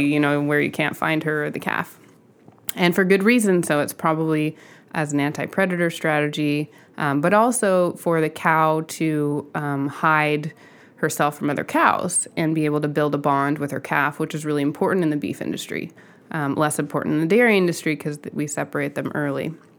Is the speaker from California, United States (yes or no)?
yes; Southern California, United States; I grew up in Southern California, um, in a suburb